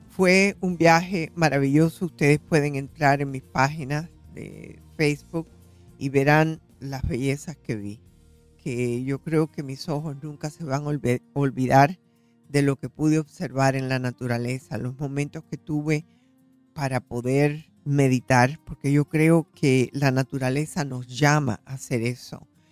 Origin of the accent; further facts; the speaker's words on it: Florida, United States; soy de la Florida